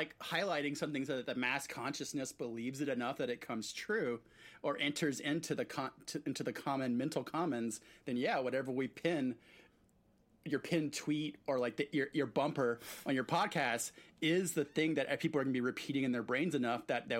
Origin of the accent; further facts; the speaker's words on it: Oaxaca, Mexico; moved away; I grew up in Mexico